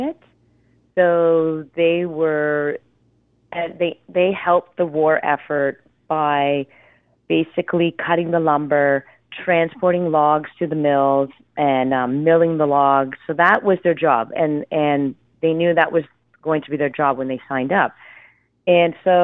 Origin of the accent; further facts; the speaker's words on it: Ontario, Canada; I'm from Ontario